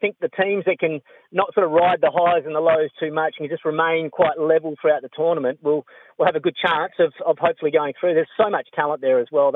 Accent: Australia; being an Australian

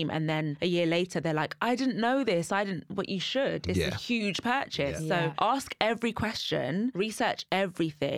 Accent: London, United Kingdom; moved away as an adult; now in Essex, United Kingdom; I grew up in Kensal Green, so it's London, but it's really leafy.

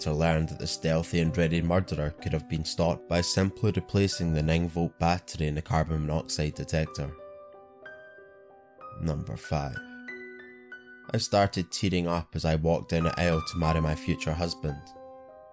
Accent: Scotland, United Kingdom; I'm your Scottish host

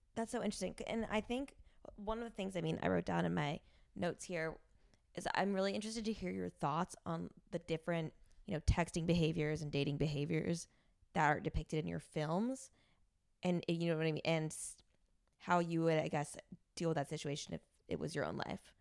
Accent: Rumson, New Jersey, United States; now in New York, United States; me living in a suburb in Jer-, New Jersey

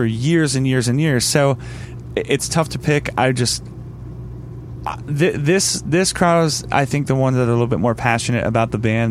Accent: Pennsylvania, United States; I'm from Pennsylvania

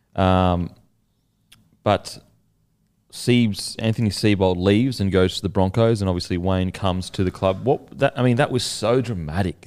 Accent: Australia; as an Aussie

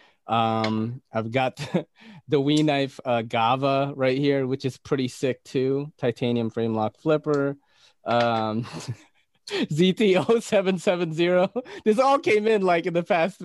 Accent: Naga, Bicol Region, Philippines; moved away; I came from the Philippines. From a region known as Bicol. I was born in Naga City

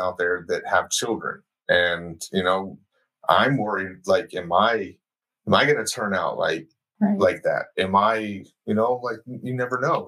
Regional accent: Houston, Texas, United States; I grew up in Houston

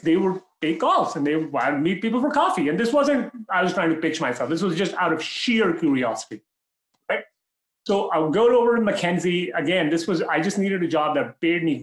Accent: Pakistan; moved away; also born or lived in Toronto, Canada; I'm from Pakistan, but my family is very global.

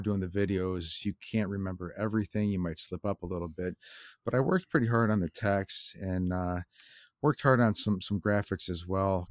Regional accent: Lockport, Illinois, United States; I grew up in Lockport, Ill, Illinois, which is, um, yeah, it's a southwest suburbs, uh, pretty far from Chicago

